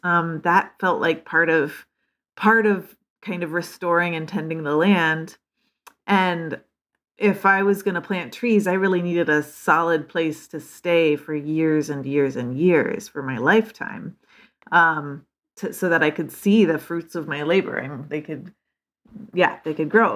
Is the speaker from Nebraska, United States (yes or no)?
yes; Lincoln, Nebraska, United States; moved away as an adult; also born or lived in Northfield, Minnesota; I grew up in Lincoln, Nebraska